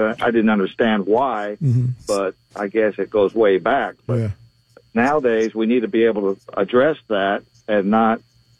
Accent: Dominican Republic; born there; I would like to regress to being born abroad mm-hmm. of American parents mm-hmm. and Dominican Republic.

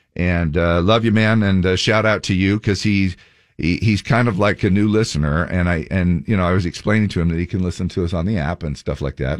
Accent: Cottonwood area, Utah, United States; somebody that I grew up with in the Cottonwood area

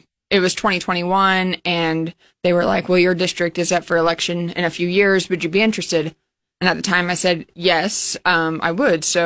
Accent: Hastings, Nebraska, United States; moved away as an adult; now in Lincoln, United States; I'm from Hastings, but I moved to Lincoln in 2013, so I've been here 10 years.

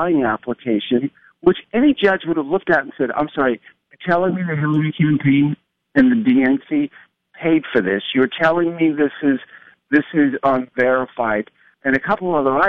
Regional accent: Huntington, New York, United States; moved away; also born or lived in California; I'm from Huntington, New York, and Glencoe

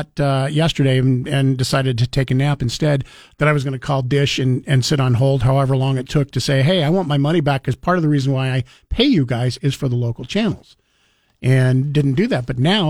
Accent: Cincinnati, Ohio, United States; I'm from Cincinnati, so go Bengals.

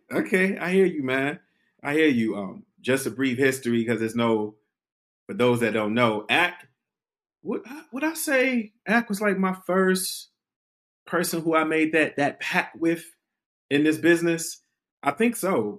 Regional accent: Detroit, Michigan, United States; I was from Detroit

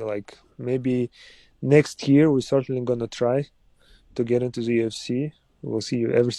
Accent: Uzbekistan; moved away; also born or lived in Kazakhstan; I was born and grew up in Uzbekistan. And I still have a lot of friends and family out there too. But now, yeah, I live and represent the Kazakhstan country.

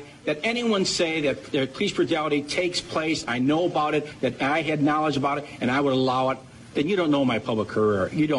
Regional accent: Chicago, Illinois, United States; I grew up in Bridgeport

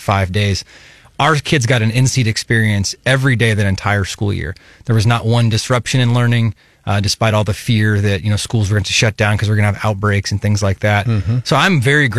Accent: Kansas City, United States; now in Columbia, United States; I grew up in Kansas City as the son of an educator

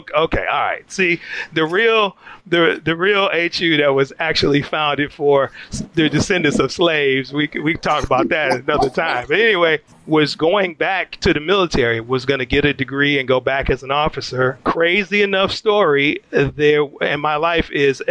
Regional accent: Detroit, Michigan, United States; moved away; Detroit, Michigan. Born and raised in Detroit, Michigan.

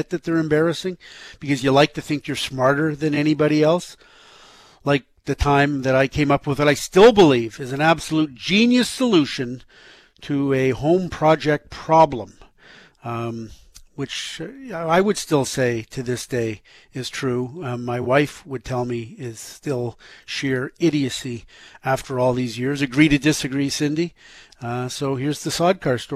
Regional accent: Toronto, Ontario, Canada; a kid who grew up in Toronto

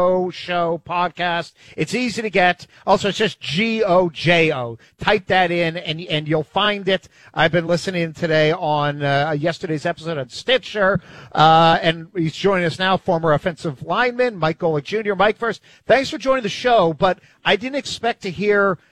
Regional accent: Canada; As a Canadian

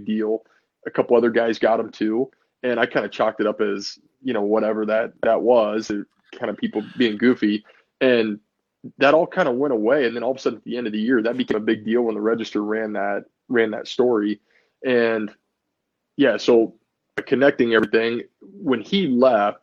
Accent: Carroll, Iowa, United States; I grew up in Carroll, which is like 60 miles west of Ames.

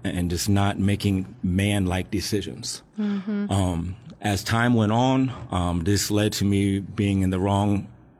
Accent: Alexandria, Virginia, United States; I grew up in Alexandria, Virginia, right outside of the District of Columbia.

